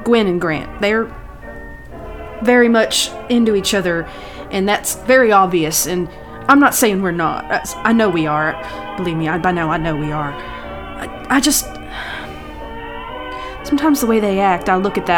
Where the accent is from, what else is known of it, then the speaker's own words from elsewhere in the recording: United States; I'm an American